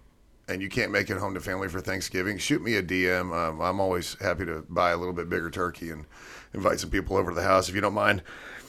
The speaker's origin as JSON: {"language": "English", "town": "Odessa", "region": "Texas", "country": "United States", "said": "I'm from Odessa. It's in Odessa."}